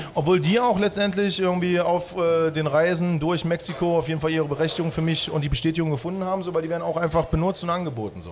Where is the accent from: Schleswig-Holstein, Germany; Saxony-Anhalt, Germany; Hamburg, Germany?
Saxony-Anhalt, Germany; Halle; moved away as an adult; also born or lived in Baltic Sea coast; now in Berlin, Germany; Ursprünglich komme ich aus Halle, habe irgendwann meine Ausbildung an der Ostsee gemacht